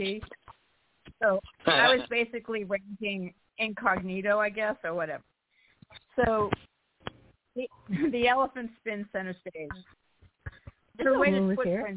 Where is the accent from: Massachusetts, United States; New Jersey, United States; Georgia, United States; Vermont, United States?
Massachusetts, United States; Boston; I'm from Boston.